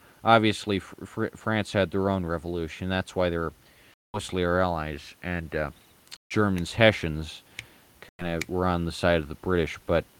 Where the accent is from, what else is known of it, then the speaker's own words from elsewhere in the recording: United States; I was raised in America